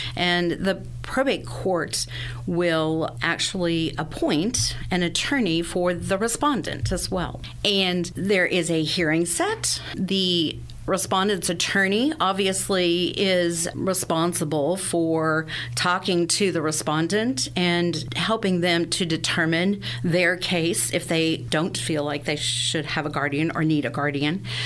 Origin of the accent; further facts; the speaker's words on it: Sedalia, Missouri, United States; I am a native Sedalian. I was born and raised here in Sedalia